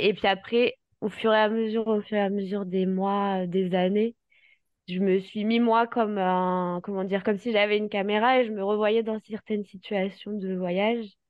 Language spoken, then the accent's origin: French; Paris, Île-de-France, France; je, suis originaire du sud de la France, mais j'ai grandi à Paris.